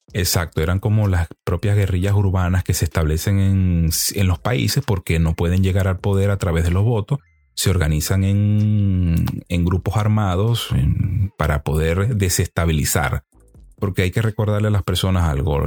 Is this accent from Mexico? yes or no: no; Venezuela; nosotros los venezolanos somos un país de gente trabajadora